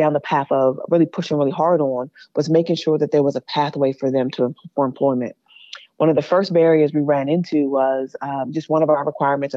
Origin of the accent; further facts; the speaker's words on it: Prince George's County, Maryland, United States; I grew up in Prince George's County.